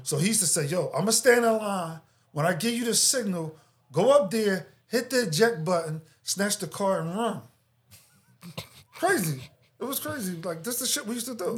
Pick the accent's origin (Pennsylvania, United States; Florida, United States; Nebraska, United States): Pennsylvania, United States; Philadelphia; I grew up in Philadelphia